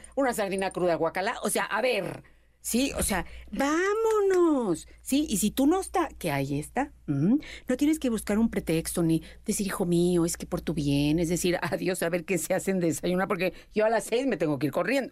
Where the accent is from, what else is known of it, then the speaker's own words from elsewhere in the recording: Mexico; nosotros somos mexicanos